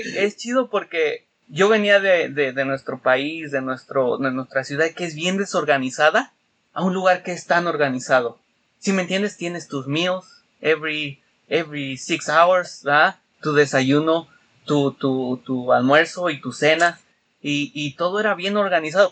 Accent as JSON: {"language": "Spanish", "region": "Mexico City", "country": "Mexico", "tie": "born or raised there", "moved": "yes", "lives_now": "Chicago, United States", "said": "yo siendo capitalino que nací en el DF ah, y me crié en el DF hasta que vine"}